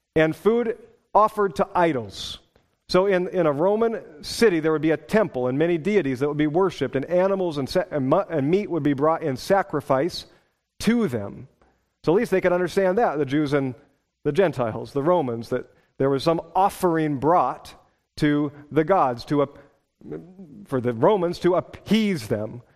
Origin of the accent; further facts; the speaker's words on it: Pacific Northwest, United States; moved away as an adult; also born or lived in Wisconsin; I was from the Pacific Northwest